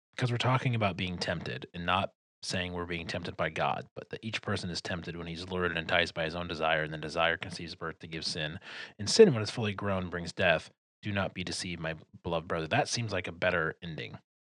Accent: Detroit, Michigan, United States; I'm from Detroit.

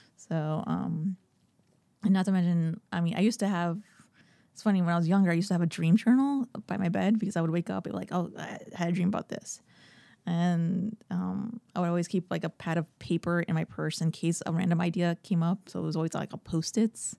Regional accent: Miami, Florida, United States; I was born in Miami

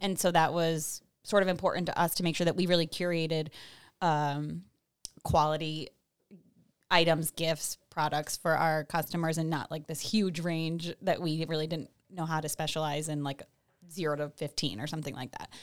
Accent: Salem, New York, United States; also born or lived in Washington DC / Boston / Glens Falls; I grew up in Salem, um, and moved away for about ten years after high school

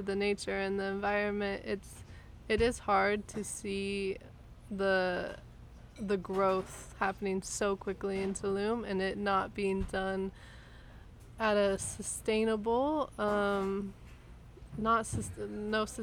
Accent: Los Angeles, California, United States; moved away as an adult; now in Mexico; coming from Los Angeles, let's say, or just being American

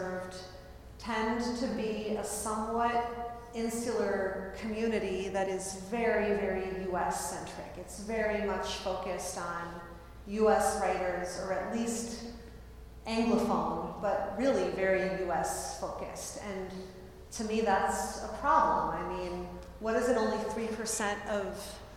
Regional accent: Buffalo, New York, United States; moved away; I'm originally from Buffalo, New York

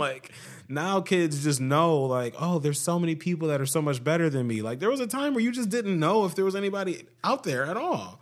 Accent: Ohio, United States; we're from Ohio

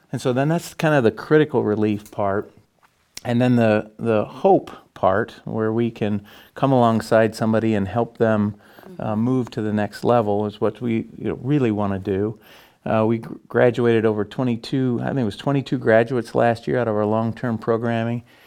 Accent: Morton, Illinois, United States; my wife and I. We come from Morton

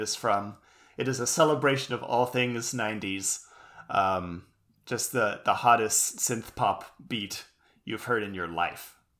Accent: United States; being an American

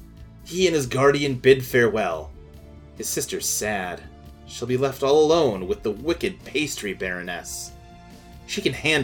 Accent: Louisville, Kentucky, United States; I grew up in Louisville

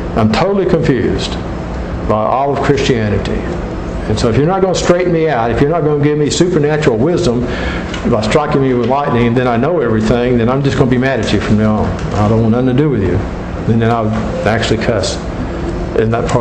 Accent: Gulf Coast in South Florida, United States; I grew up on the Gulf Coast in South Florida

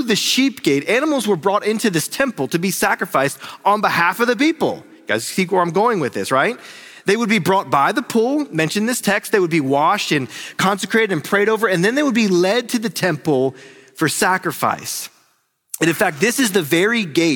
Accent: North Carolina, United States; I'm from North Carolina

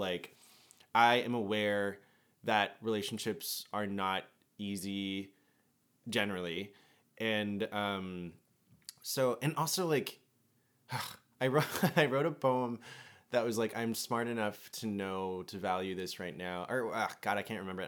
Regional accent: United States; having, like, an immigrant parent and growing up in America

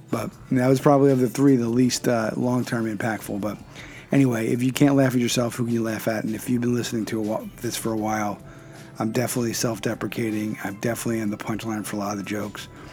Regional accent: Philadelphia, Pennsylvania, United States; I'm from Philadelphia, born and raised in Pen, so that's Pennsylvania

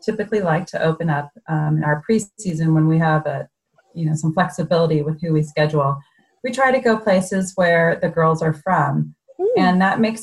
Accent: San Diego, California, United States; moved away as an adult; also born or lived in Virginia / Indiana; I'm a San Diego native, so I grew up here in San Diego.

